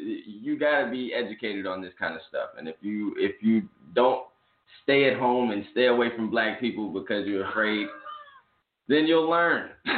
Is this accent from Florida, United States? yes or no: no; Arlington, Texas, United States; also born or lived in Fort Worth / Mississippi; I'm from Arlington. I'm from Arlington, Texas. I was born in Fort Worth, moved to Arlington shortly after, moved to Mississippi shortly after.